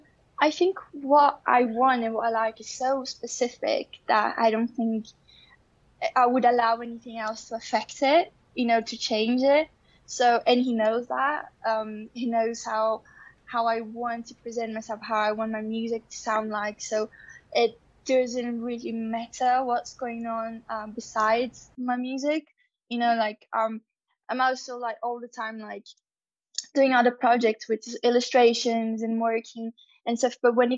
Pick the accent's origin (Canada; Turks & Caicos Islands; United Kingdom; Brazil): Brazil; first language Portuguese; English is a second language; my first language is Portuguese, Brazilian Portuguese, and in Portuguese we compare things a lot